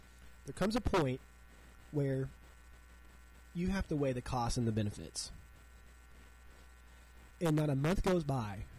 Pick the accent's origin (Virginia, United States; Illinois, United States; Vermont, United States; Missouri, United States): Missouri, United States; Southwest; moved away as an adult; now in Chicago, United States; I'm from Southwest Missouri